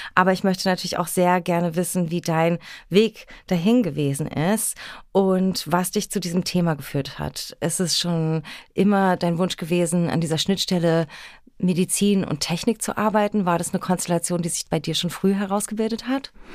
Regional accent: Berlin, Germany; meiner Heimatstadt und unserer schönen Hauptstadt Berlin

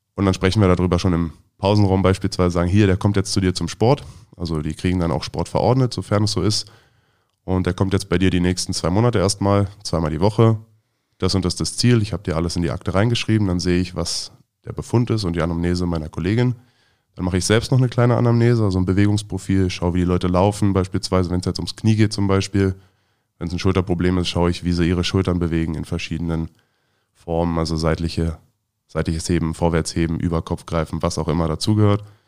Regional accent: Neuenhagen, Brandenburg, Germany; born or raised there; also born or lived in Frankfurt am Main, Hesse / Großziethen, Brandenburg / Berlin (Schöneberg); now in Potsdam, Germany

